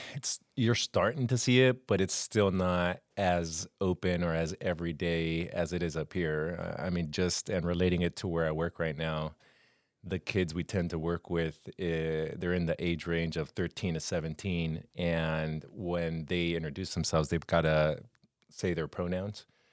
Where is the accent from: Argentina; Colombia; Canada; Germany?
Colombia; moved away as an adult; also born or lived in Los Angeles, California / Florida; I lived my whole life in Colombia, in South America